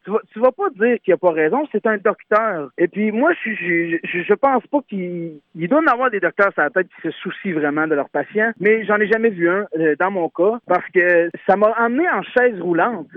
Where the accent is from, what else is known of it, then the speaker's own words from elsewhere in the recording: Saint-Joseph-de-Beauce, Quebec, Canada; je viens de Saint-Joseph de Beauce